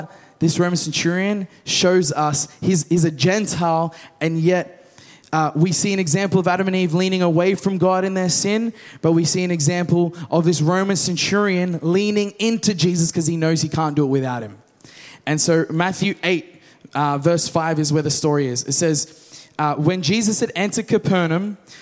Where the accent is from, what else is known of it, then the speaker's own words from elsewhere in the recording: Australia; We're from the West. Australia.